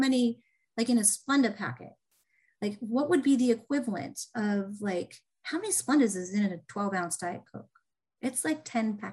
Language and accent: English; Indiana, United States; I'm from Indiana